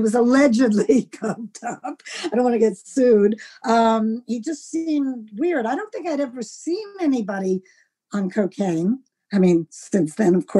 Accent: New York City, New York, United States; growing up in Manhattan.

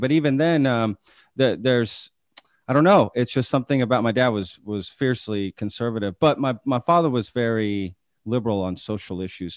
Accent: Texas, United States; also born or lived in Omaha; I grew up in Texas

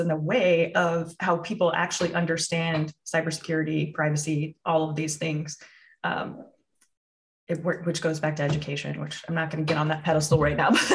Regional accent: Midwest, United States; also born or lived in California; I'm from the Midwest

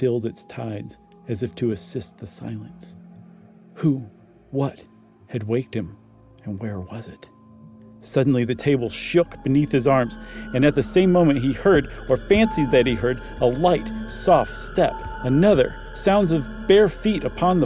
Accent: Ohio, United States; I grew up in Ohio

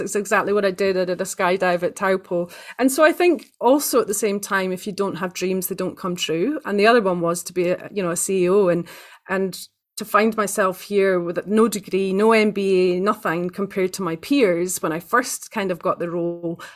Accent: Aberdeen, Scotland, United Kingdom; now in New Zealand; I was born in the northeast of Scotland, um, in a place called Aberdeen

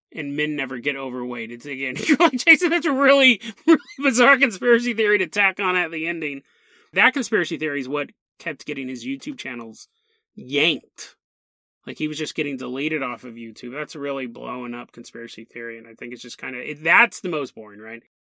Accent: United States; I'm American

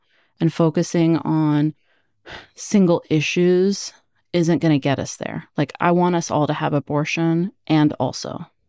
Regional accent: Oregon, United States; born there; I was born in Oregon. That's where my parents met, and they experienced racism there too.

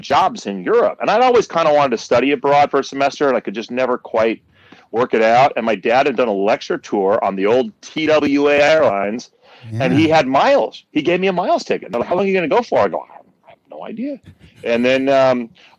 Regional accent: Berkeley, California, United States; growing up in Berkeley

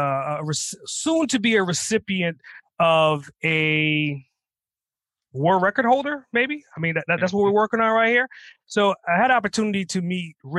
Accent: New York City, New York, United States; I grew up in Brooklyn

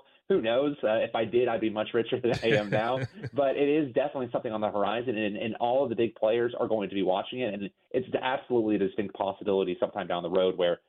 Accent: Northern Virginia, United States; I'm from Virginia, Northern Virginia

